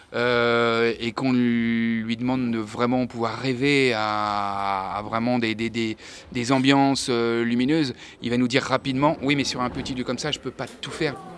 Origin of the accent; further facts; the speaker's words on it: Angers, Pays de la Loire, France; faire ce métier ici, chez nous, aussi à Angers